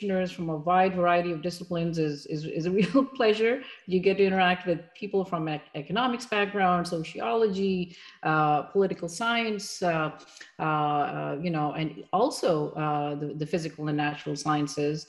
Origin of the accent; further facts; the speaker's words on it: Pakistan; moved away as an adult; also born or lived in Massachusetts, United States; now in United States; I'm originally from Pakistan, and that's where I grew up, had my early education, and then I came here